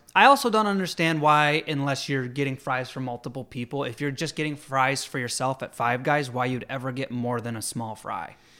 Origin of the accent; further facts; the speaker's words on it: Jamestown, New York, United States; moved away; also born or lived in Elmira, New York; I grew up in Jamestown